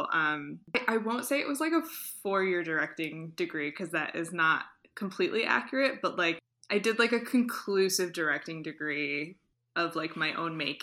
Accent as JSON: {"language": "English", "town": "Flint", "region": "Michigan", "country": "United States", "tie": "born or raised there", "lives_now": "Ann Arbor, United States", "said": "I am originally from Flint, Michigan, born and raised, and now I live in Ann Arbor."}